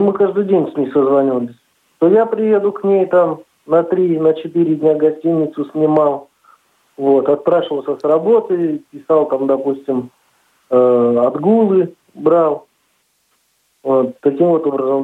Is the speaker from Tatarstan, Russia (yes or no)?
no; Neryungri, Sakha Republic, Russia; moved away as an adult; also born or lived in Kinel-Cherkassy, Samara Oblast; now in Tolyatti, Russia; я приехал с республики Саха, Якутия, город Нелюнгри